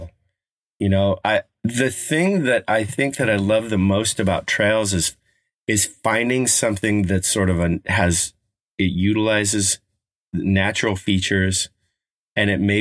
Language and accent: English; Colorado, United States; There's a little park in the town I grew up in Colorado called Oliver